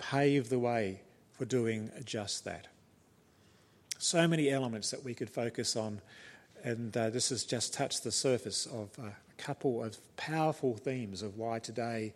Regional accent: New Zealand; moved away; I'm a Kiwi by birth, and it is in the blood.

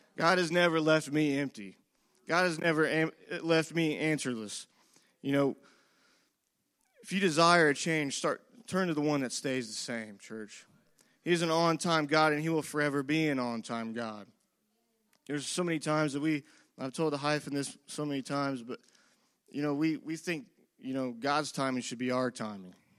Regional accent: Whiteland, Indiana, United States; I grew up in this community and I grew up in Whiteland.

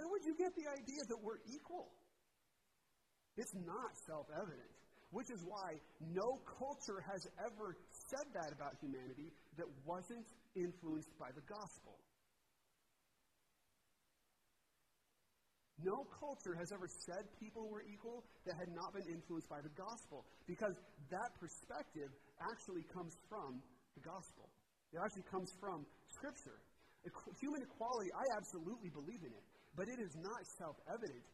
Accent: Washington, United States; I'm from Washington.

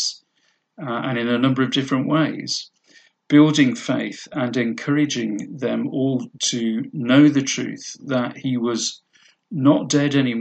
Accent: United Kingdom; we're British

